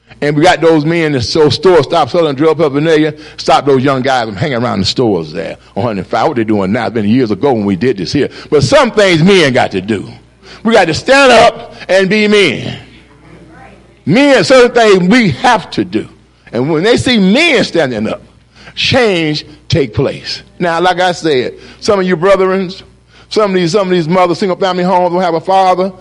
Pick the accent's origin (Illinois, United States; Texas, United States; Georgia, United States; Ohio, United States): Ohio, United States; Cleveland; I grew up in Glenville neighborhood